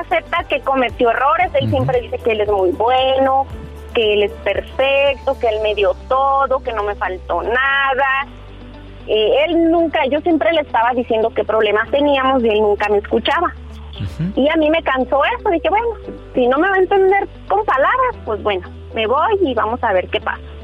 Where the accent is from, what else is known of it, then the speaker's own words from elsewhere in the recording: Chihuahua, Mexico; moved away as an adult; also born or lived in Phoenix, Arizona; Ahorita ya estoy en, Chihuahua, en mi tierra.